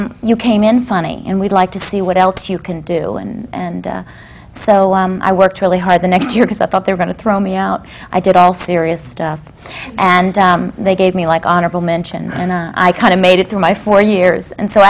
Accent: Lynchburg, Virginia, United States; also born or lived in Augusta; Actually, I was born in Augusta, but I was raised in Lynchburg, Virginia. And nobody in my family was ever in show business.

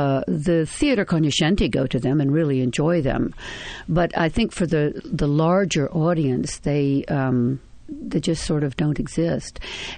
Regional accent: the South, United States; Of course, as a Southerner, I did Cat on a High Tin Roof, and I mean, it just felt like completely natural. I grew up in that milieu, so I know everything there is to know about it.

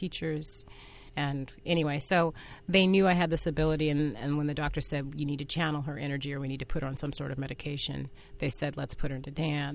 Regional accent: Fresno, California, United States; I worked at a dinner theater growing up in Fresno, California

